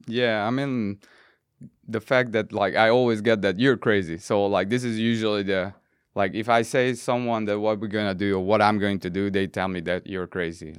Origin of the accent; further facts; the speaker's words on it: Budapest, Hungary; moved away; I'm from Budapest, born and raised.